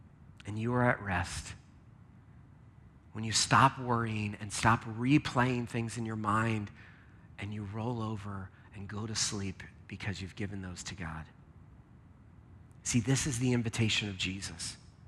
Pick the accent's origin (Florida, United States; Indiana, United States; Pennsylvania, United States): Pennsylvania, United States; Lancaster; Now, I grew up in Lancaster, which is where there's tons of farms in Lancaster.